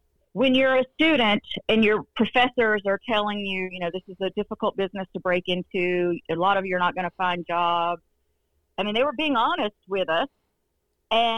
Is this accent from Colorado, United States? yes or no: no; Northeast Georgia, United States; I'm from Northeast Georgia